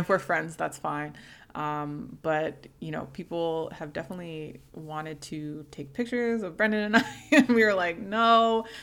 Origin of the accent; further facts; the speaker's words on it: Canada; as someone who is a first generation Canadian, whose family is Jamaican